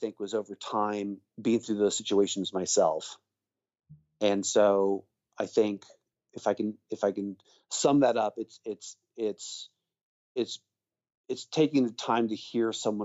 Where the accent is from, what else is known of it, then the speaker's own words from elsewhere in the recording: Texas, United States; also born or lived in England; I grew up in England as a kid, mm-hmm. and mostly from Texas though